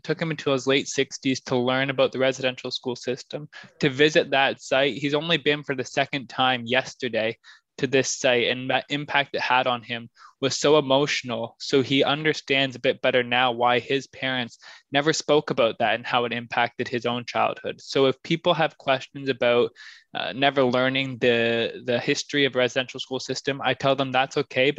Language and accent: English; Ingersoll, Ontario, Canada; I'm Mohawk from Six Nations of the Grand River. I grew up in the small town of Ingersoll, Ontario, though, outside of London.